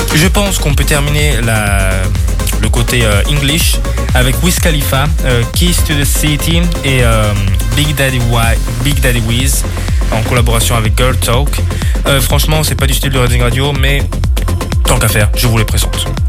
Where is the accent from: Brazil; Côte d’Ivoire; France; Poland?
Brazil; moved away; je suis brésilien